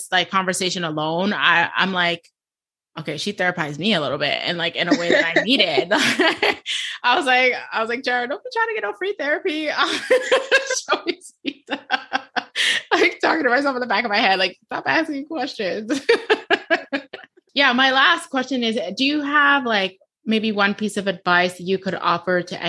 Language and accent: English; New York, United States; I'm from New York